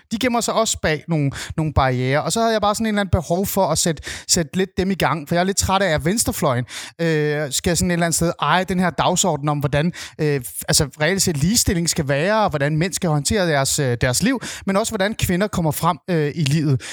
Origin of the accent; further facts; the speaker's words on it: North Zealand, Capital Region of Denmark, Denmark; Jeg er vokset op i Nordsjælland